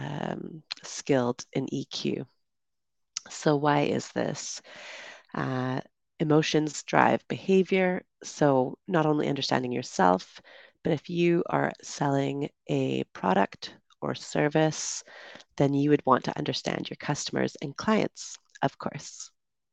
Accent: Canada; moved away; also born or lived in United Kingdom; I'm originally from Canada

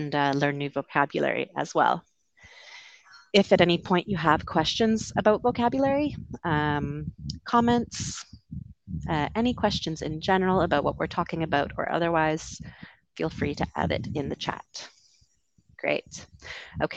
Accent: Vancouver, British Columbia, Canada; moved away as an adult; also born or lived in London, United Kingdom; I'm from Canada originally, the West Coast, Vancouver

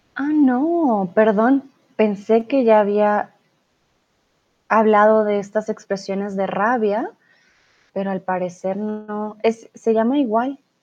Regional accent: Colombia; now in Germany; Soy de Colombia. Comúnmente vivo en Alemania, pero ahora estoy aquí en el lindo México

